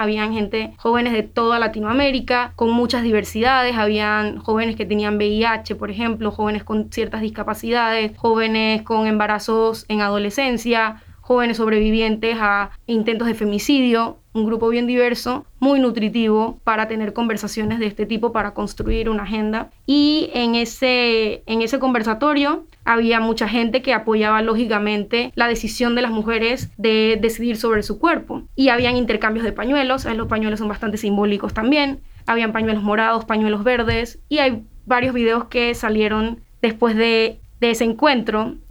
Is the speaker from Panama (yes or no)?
yes; San Miguelito, Panama; yo soy de San Miguelito